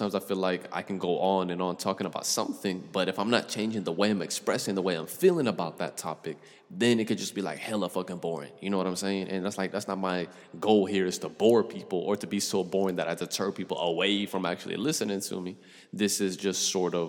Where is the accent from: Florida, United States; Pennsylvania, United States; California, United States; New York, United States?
Florida, United States; I'm from the South, bro. I'm from the Sunshine State.